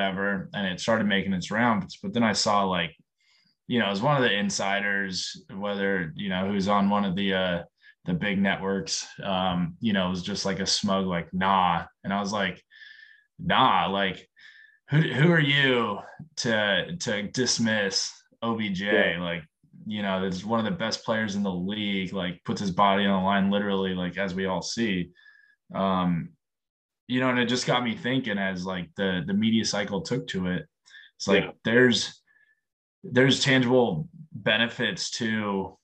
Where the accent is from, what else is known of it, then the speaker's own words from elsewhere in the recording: San Diego, California, United States; moved away as an adult; I was a kid from San Diego, grew up around the military and Navy family